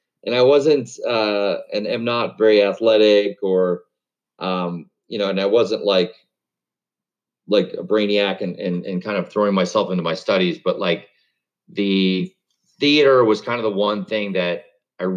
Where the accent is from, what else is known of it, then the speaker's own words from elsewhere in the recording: Webster, New York, United States; I grew up in Webster, New York, which is a suburb of Rochester.